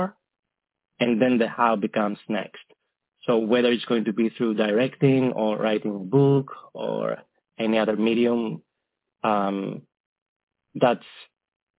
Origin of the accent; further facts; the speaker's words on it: Greece; moved away; back in Greece, my homeland, where I'm from